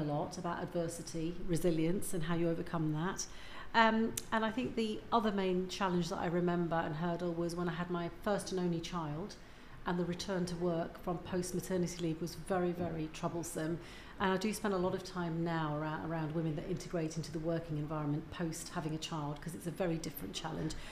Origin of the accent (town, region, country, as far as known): Leicester, East Midlands, United Kingdom; born or raised there; also born or lived in Uganda